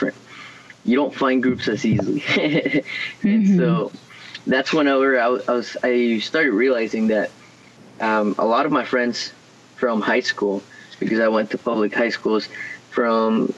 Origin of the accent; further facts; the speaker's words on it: Houston, Texas, United States; also born or lived in Guadalajara, Mexico; we moved over here to Houston when I was a little kid